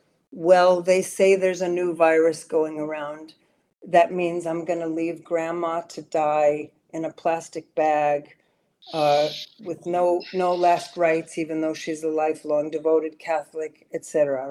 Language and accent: English; Sweden; moved away as an adult; also born or lived in New York City, United States; now in United States; because I grew up in Sweden. I'm American, born in New York City, but my mom was Swedish, and when the marriage broke up, she took us to Sweden. I was 11 years old and lived there for eight years